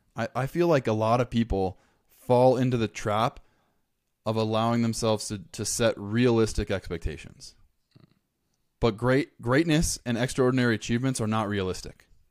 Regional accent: Los Angeles County, Southern California, United States; moved away as an adult; I grew up in Southern California, Los Angeles County

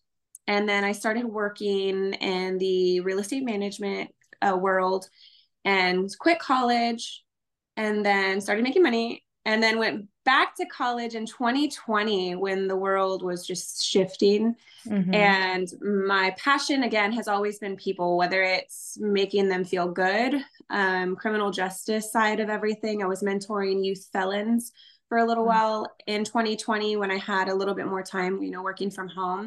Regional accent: Castroville, Texas, United States; now in San Antonio, United States; I grew up in a small town called Castroville. It's like 45 minutes west of San Antonio

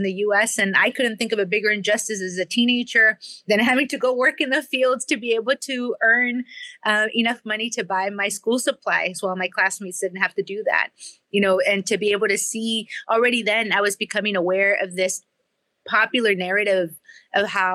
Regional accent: Rio Grande Valley, South Texas, United States; I grew up in the Rio Grande Valley in South Texas, in the very, very southern tip of Texas, right on the border with Mexico

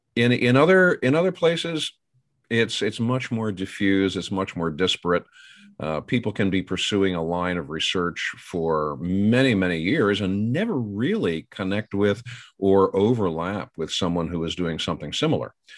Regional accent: Pennsylvania, United States; I'm a Yankee from Yankee land, and I grew up uh, with a very different perspective on the Civil War. It was the perspective of a Pennsylvanian

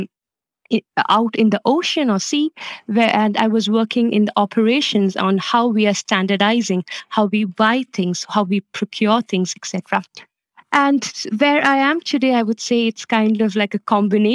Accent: Kerala, India; moved away as an adult; now in Copenhagen, Denmark; I'm originally from Kerala in India, and I have been living and working in Denmark the last 8 years

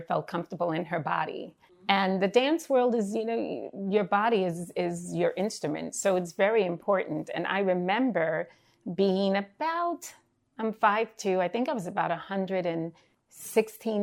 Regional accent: New York City, New York, United States; I'm from Bed-Stuy.

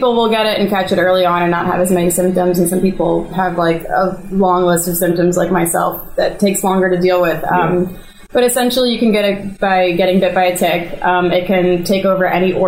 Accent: Gaithersburg, Maryland, United States; Born and raised in Gaithersburg, proud of it

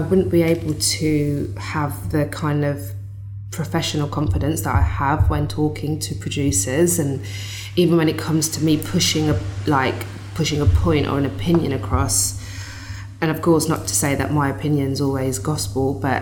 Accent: Birmingham, West Midlands, United Kingdom; moved away as an adult; also born or lived in London; I'm this kid from Birmingham, doesn't know anyone

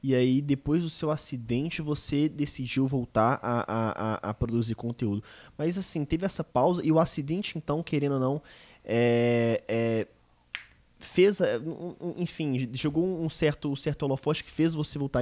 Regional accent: Minas Gerais, Brazil; eu sou mineiro

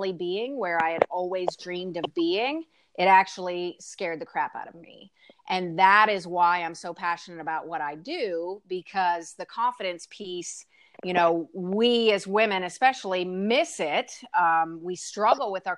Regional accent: Pennsylvania, United States; moved away as an adult; also born or lived in Tennessee; I grew up in Pennsylvania, a very small town.

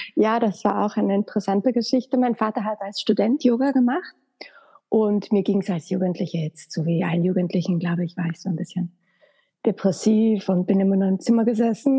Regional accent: Graz, Styria, Austria; moved away as an adult; also born or lived in Vienna; nach Wien bin ich dann gezogen, weil ich komme ursprünglich aus Graz

